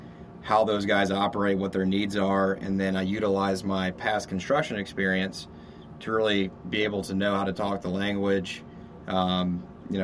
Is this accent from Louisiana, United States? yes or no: yes; Louisiana, United States; now in Austin, United States; I'm from Louisiana